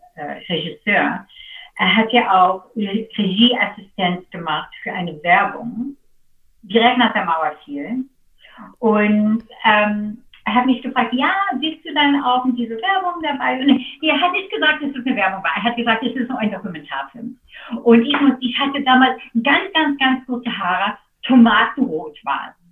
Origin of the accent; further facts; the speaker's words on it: Seattle, Washington, United States; German is a second language; moved away as an adult; now in Berlin, Germany; ich bin in Seattle geboren und ich bin aufgewachsen ähm, auf einem Insel in Lake Washington